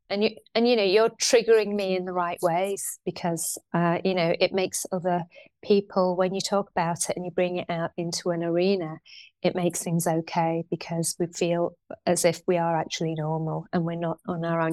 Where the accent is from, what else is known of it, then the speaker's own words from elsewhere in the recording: Shipley, Yorkshire and the Humber, United Kingdom; I grew up in Shipley